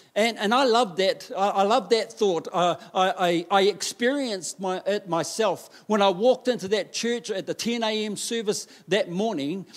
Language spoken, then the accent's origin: English; Taranaki, New Zealand; I grew up in Taranaki